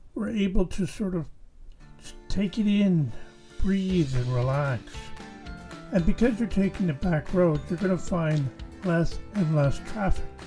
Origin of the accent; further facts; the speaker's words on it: Canada; as a Canadian